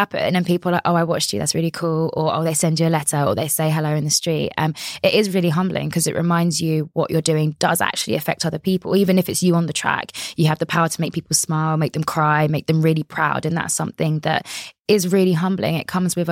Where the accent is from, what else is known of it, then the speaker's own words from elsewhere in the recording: London, United Kingdom; I grew up in Orpington in the Borough of Bromley, which is in London